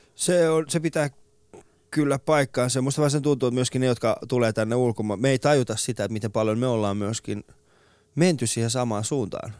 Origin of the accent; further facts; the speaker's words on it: Iran; now in Finland; meillä Iranissa